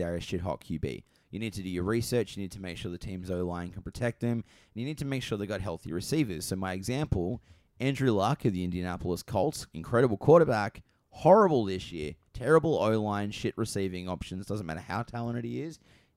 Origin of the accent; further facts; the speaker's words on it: Australia; I'm Australian.